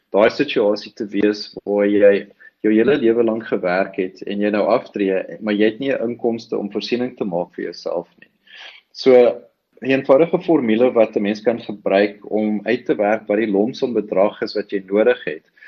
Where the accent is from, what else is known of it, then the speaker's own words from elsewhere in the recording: South Africa; ons as Suid-Afrikaners